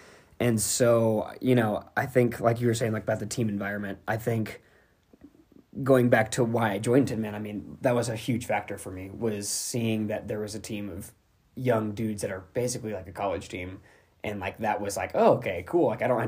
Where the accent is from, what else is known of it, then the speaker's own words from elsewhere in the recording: Knoxville, Tennessee, United States; new member of 10-Man Elite. I am originally from Knoxville, Tennessee.